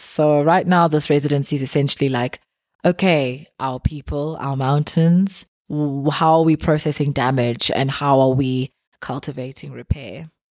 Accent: Eastern Cape, South Africa; growing up in South Africa

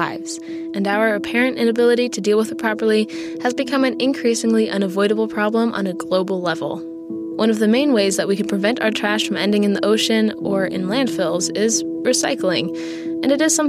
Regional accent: Baltimore, Maryland, United States; In my hometown of Baltimore

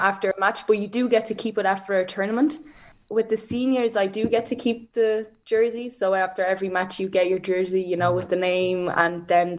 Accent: Ireland; people are actually mostly surprised in a positive way when I say I'm from Ireland

